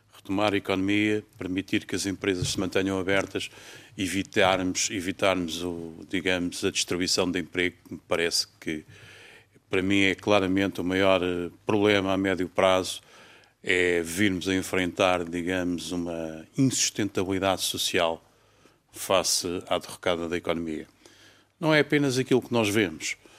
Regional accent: Portugal

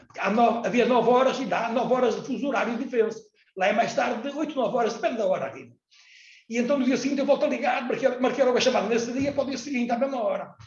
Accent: Portugal; eu era português, eu sou português

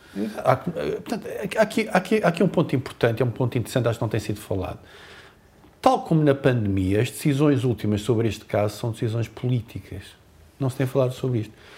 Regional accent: Azores, Portugal; nós, açorianos

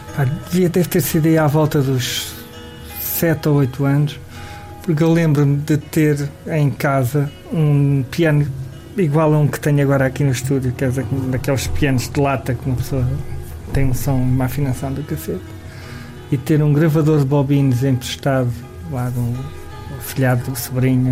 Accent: Lisbon, Portugal; also born or lived in Santo António dos Cavaleiros; sou da Alfama e a minha família tinha uma taberna barra casa de fados

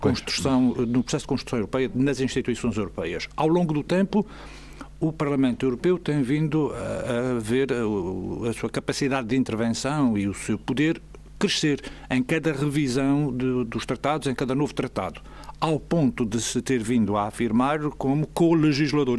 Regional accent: Azores, Portugal; nós somos diferentes dos demais portugueses porque temos uma identidade própria, que é a que Nemésio deu o nome de açorianidade

